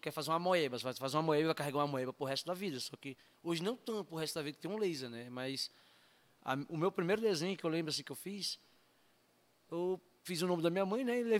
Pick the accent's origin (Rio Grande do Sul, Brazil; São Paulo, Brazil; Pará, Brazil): São Paulo, Brazil; Eu não sou daqui, né? Sou de São Paulo, né?